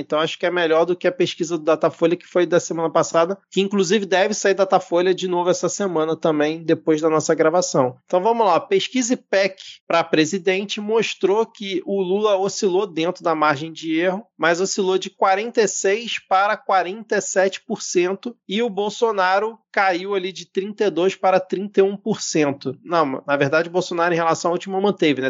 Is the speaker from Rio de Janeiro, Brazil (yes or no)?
yes; Rio de Janeiro, Brazil; como um bom carioca